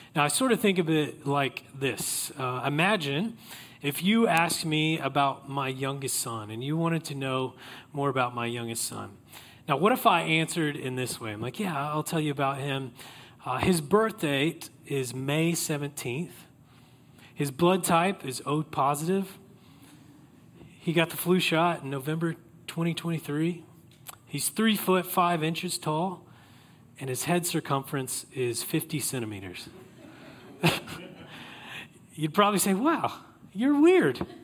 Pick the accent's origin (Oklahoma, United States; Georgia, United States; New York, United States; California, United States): Oklahoma, United States; I grew up in Oklahoma